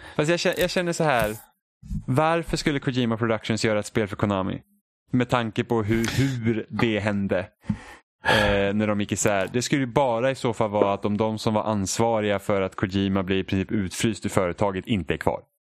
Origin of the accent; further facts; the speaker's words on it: Sweden; vi är svenskar